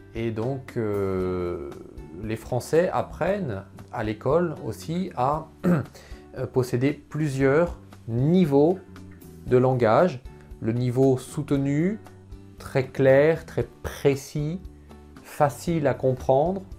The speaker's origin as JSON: {"language": "French", "town": "Poitiers", "region": "Nouvelle-Aquitaine", "country": "France", "tie": "born or raised there", "first_language": "French", "said": "je suis né à Poitiers, à côté de Poitiers"}